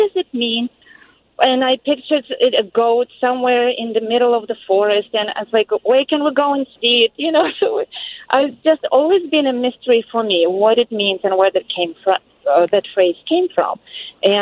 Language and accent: English; Ukraine; now in Shoreview, United States; I grew up in Ukraine